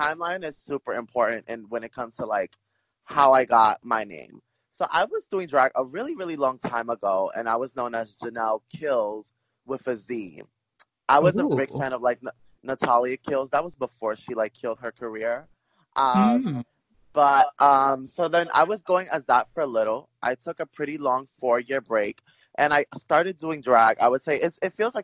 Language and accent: English; New York City, New York, United States; I'm from Brooklyn, New York, born and raised